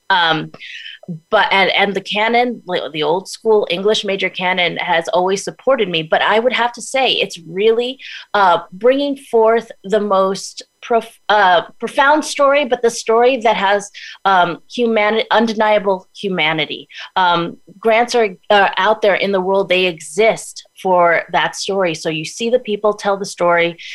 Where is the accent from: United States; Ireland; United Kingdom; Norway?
United States; New York City, New York; now in Los Angeles, United States; I was born in Brooklyn, New York, Brooklyn Heights